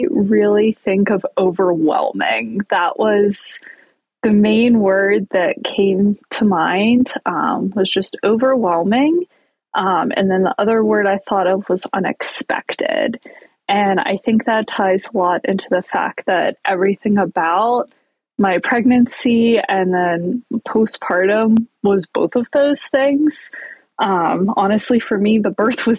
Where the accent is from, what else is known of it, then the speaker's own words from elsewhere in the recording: Pittsburgh, Pennsylvania, United States; born and raised in Pittsburgh, Pennsylvania